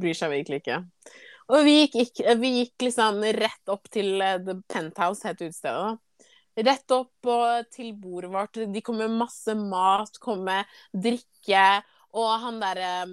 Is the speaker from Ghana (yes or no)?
yes; Ghana; now in Norway; Jeg er jo fra Ghana